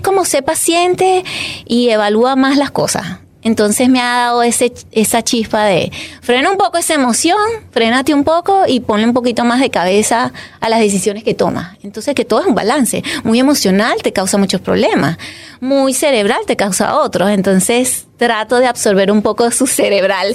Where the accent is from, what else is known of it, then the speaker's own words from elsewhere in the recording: Caracas, Capital District, Venezuela; moved away as an adult; also born or lived in Catia La Mar; Yo nací en Caracas, soy venezolana orgullosamente venezolana